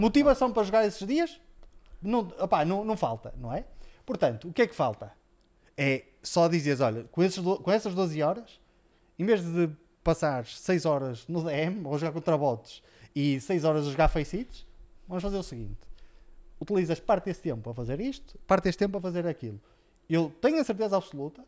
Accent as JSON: {"language": "Portuguese", "country": "Portugal", "said": "nós, eh, como portugueses, sempre fomos tão orgulhosos"}